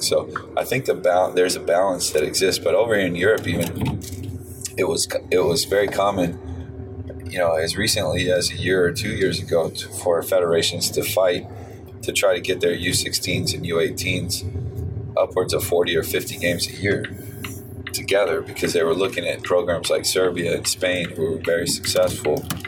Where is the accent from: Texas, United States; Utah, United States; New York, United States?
Texas, United States; San Antonio; I'm from San Antonio, and we're you know we've got a great basketball culture in, in my city